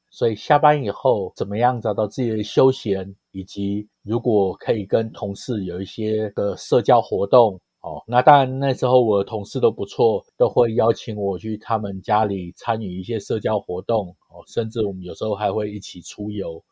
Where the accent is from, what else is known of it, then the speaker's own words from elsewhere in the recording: Taiwan; moved away as an adult; also born or lived in United States / Hong Kong / Shanghai; 我们在台湾念书